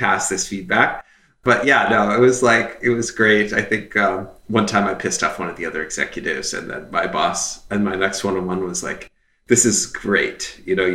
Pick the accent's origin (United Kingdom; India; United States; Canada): Canada; moved away; I'm Canadian. I grew up in Canada